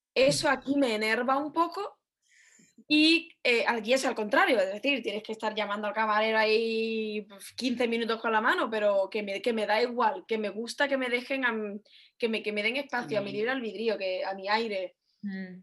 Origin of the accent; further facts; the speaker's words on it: Huelva, Andalusia, Spain; moved away as an adult; now in United States; hablo por Huelva